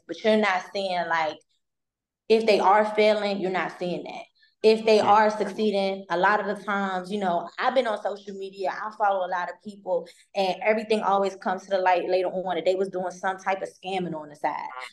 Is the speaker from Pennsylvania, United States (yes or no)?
no; Maryland, United States; I'm not from Baltimore, but in Maryland